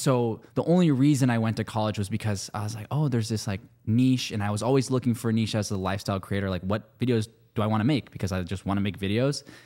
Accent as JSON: {"language": "English", "area": "Bay Area", "region": "California", "country": "United States", "tie": "born or raised there", "also_born_or_lived": "Los Angeles", "moved": "as an adult", "lives_now": "New York, United States", "said": "I was raised in the Bay Area"}